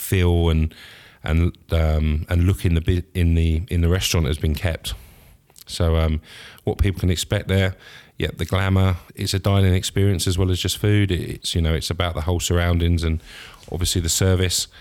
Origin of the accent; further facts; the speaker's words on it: Scotland, United Kingdom; being Scottish